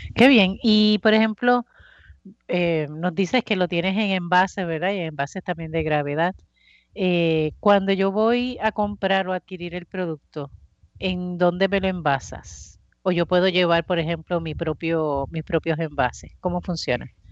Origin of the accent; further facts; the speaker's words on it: Bayamón, Puerto Rico; yo soy de Bayamón y en Bayamón pues existía la plaza de mercado